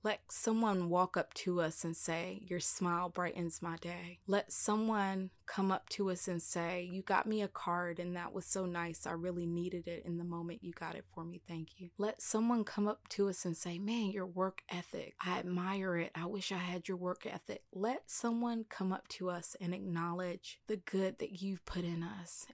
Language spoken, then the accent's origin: English; the South, United States; I am from the country, like, I'm from the South